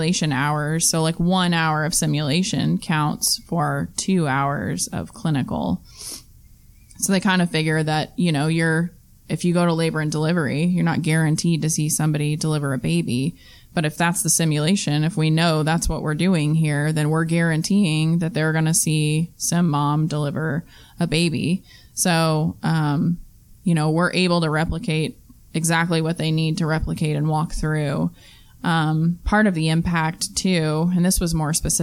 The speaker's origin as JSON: {"language": "English", "region": "Texas", "country": "United States", "said": "I am from Texas"}